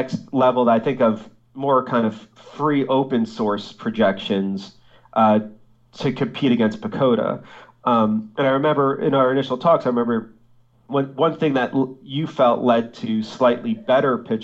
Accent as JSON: {"language": "English", "region": "New Jersey", "country": "United States", "tie": "born or raised there", "said": "my home state of New Jersey"}